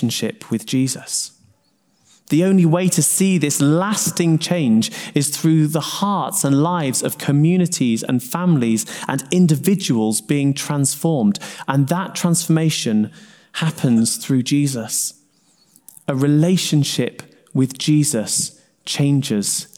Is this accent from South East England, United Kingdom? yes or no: no; Sheffield, Yorkshire and the Humber, United Kingdom; now in Newcastle upon Tyne, United Kingdom; I grew up in Sheffield